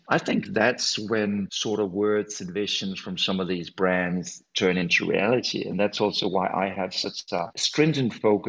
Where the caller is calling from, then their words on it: Copenhagen, Capital Region of Denmark, Denmark; from a Scandinavian perspective, I'm calling in from Copenhagen today